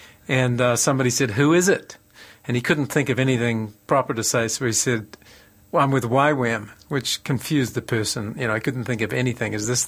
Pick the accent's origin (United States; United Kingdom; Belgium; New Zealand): New Zealand; Well, I married an American, but I'm actually a Kiwi, and I love Australia.